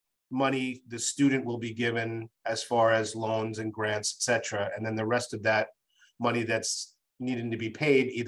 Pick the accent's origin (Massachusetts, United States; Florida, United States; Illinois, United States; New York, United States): Massachusetts, United States; in my home state of Massachusetts